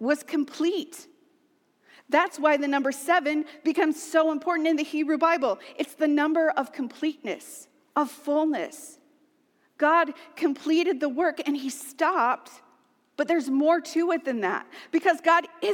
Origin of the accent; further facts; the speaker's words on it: United States; we are American.